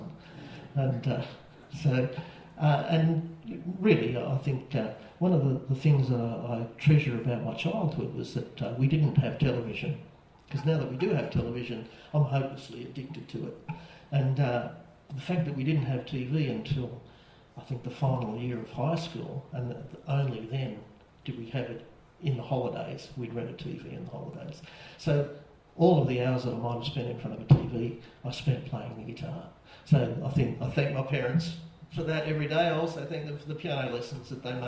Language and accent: English; Maitland, New South Wales, Australia; I grew up in Maitland